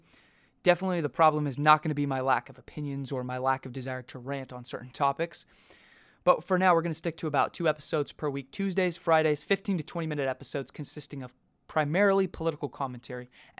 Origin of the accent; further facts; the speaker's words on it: United States; our privilege as American citizens